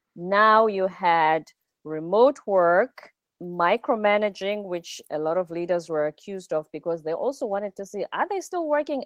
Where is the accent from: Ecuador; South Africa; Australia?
South Africa; I'm South African, I'm from the Zulu culture.